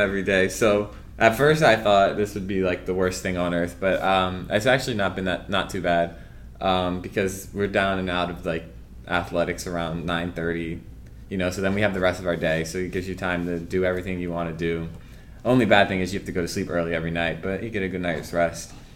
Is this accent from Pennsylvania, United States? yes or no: no; Clarksburg, Maryland, United States; moved away as an adult; now in Miami, United States; I'm from Maryland. I'm from Clarksburg, Maryland